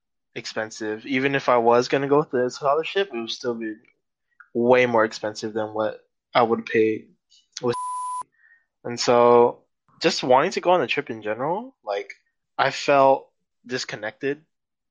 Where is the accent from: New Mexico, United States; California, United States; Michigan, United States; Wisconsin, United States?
California, United States; San Francisco; I'm a senior from San Francisco, California.